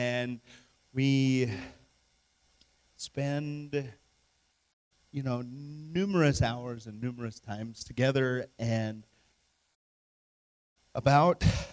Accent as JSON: {"language": "English", "region": "Wyoming", "country": "United States", "said": "I'm from Wyoming"}